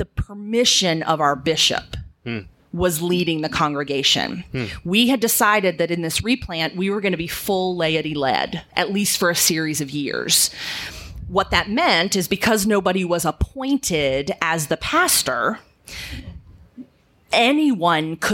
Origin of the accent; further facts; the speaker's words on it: Virginia, United States; moved away as an adult; also born or lived in Chattanooga, Tennessee; I was living still in Virginia, where I was born and raised